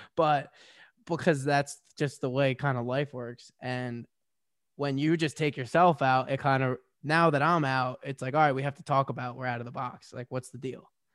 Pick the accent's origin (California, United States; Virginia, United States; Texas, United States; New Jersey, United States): New Jersey, United States; I'm from Jersey. Even in Jersey, we're not this bad.